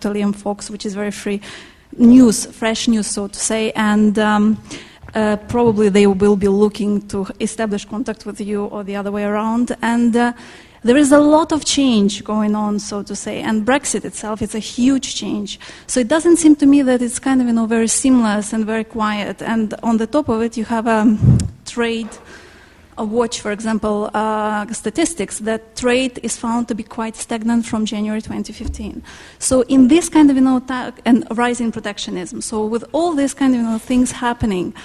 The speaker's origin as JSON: {"language": "English", "country": "Ukraine", "moved": "yes", "lives_now": "United Kingdom", "said": "I'm from Ukraine originally"}